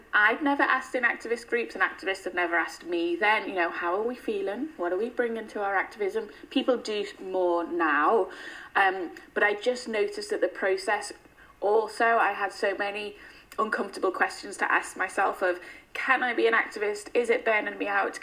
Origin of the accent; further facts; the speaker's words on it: Liverpool, North West England, United Kingdom; moved away as an adult; now in London, United Kingdom; I'm from Everton, which is still a very low income area with lots of inequality